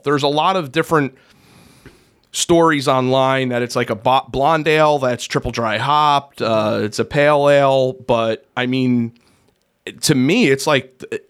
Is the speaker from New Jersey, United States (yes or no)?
yes; New Jersey, United States; moved away; Growing up in New Jersey, I remember being in middle school